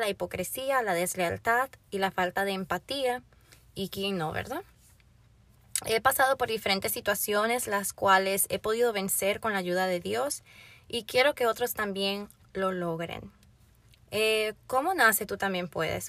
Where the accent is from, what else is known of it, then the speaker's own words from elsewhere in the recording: Florida, United States; also born or lived in Puerto Rico; Vivo en el estado de la Florida. Vivo aquí desde los 8 años de edad. Mis padres son de República Dominicana y yo nací en Puerto Rico